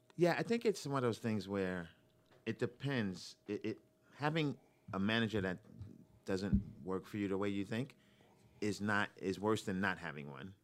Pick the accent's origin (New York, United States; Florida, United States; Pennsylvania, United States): New York, United States; moved away as an adult; also born or lived in Boston; now in Los Angeles, United States; I'm from New York originally, from Brooklyn